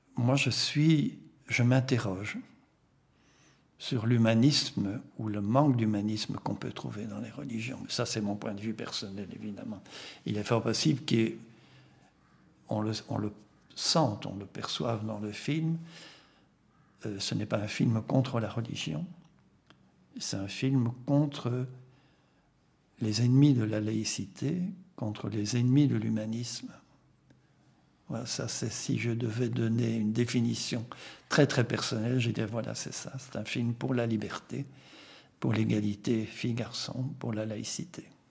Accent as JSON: {"language": "French", "country": "Belgium", "first_language": "Flemish", "second_language": "French", "said": "je suis flamand d'origine, je suis un flamand francophone."}